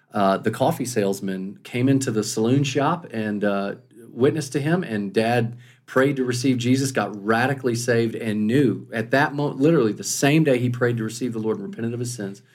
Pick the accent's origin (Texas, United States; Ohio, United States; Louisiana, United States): Texas, United States; Dallas; started a church in Dallas, Texas. So we grew up in Dallas.